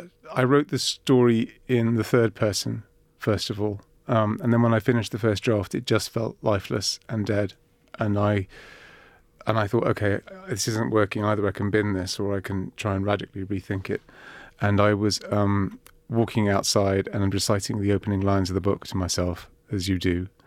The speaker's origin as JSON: {"language": "English", "country": "Cyprus", "tie": "born or raised there", "said": "I grew up in Cyprus too."}